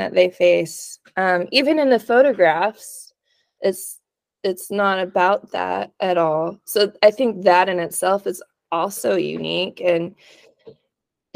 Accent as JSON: {"language": "English", "region": "East Texas", "country": "United States", "tie": "born or raised there", "said": "we grew up in East Texas"}